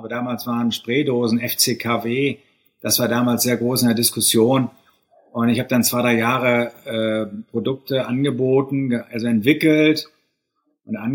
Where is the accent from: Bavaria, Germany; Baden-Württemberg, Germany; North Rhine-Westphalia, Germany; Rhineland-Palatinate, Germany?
North Rhine-Westphalia, Germany; Bielefeld; also born or lived in St. Gallen, Switzerland; Ich bin in Bielefeld geboren, habe in Bielefeld die Schulen besucht, Abitur gemacht und bin dann zum betriebswirtschaftlichen Studium nach St. Gallen in die Schweiz gegangen.